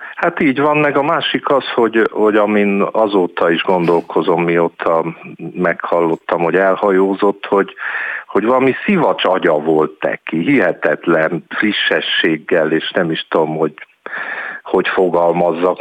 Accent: Cluj-Napoca, Cluj County, Romania; moved away; én Kolozsváron születtem, és éltem sokáig

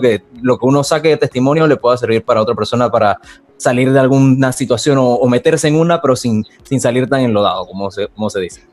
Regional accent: Panama; En el 2011 llegué al provincial de Panamá

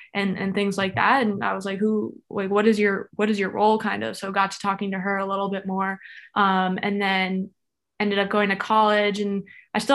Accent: Florida, United States; I was born and raised in Florida.

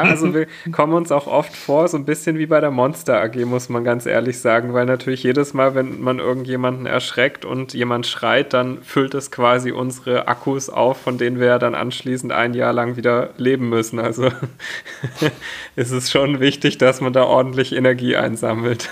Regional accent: near Stuttgart, Baden-Württemberg, Germany; Ich äh, komme aus der Nähe von Stuttgart

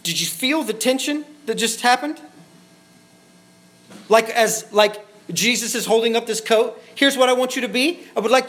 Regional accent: Tyro, Kansas, United States; moved away; The church that Luke and I grew up in is in Tyro, Kansas

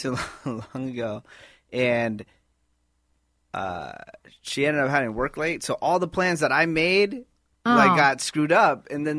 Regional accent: Bay Area, California, United States; I'm from the Bay.

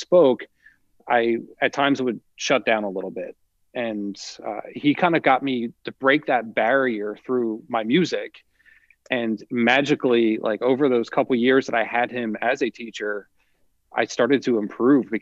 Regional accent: Millville, New Jersey, United States; I grew up in Millville, right next door to where I teach now

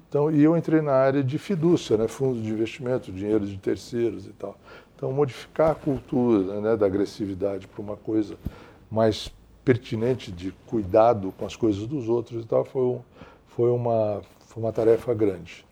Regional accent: Santos, São Paulo, Brazil; moved away as an adult; also born or lived in New York; Eu sou de Santos, ah. e sou de uma Santos, de uma época que era uma cidade encantadora.

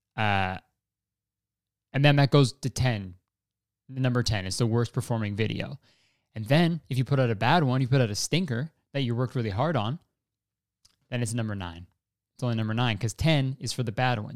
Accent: Canada; we're Canadian

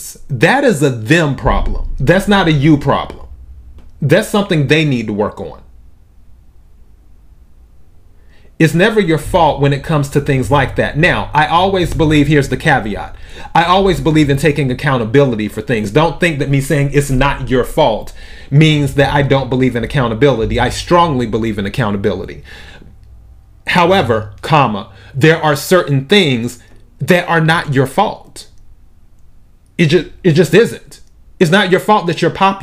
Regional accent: United States; I was born in the United States

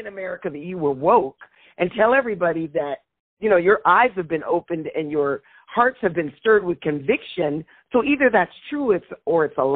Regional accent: Seattle, Washington, United States; my people are from Louisiana. So we're from, you know, we're from Alexandria, but I was born and raised in Seattle

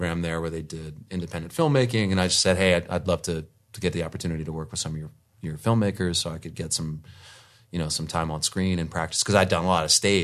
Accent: D.C., Washington, D.C. area, United States; moved away as an adult; also born or lived in New Jersey / New York / Charlottesville, Virginia; I'm East Coast, born and bred, Jersey boy. Grew up outside of D.C.

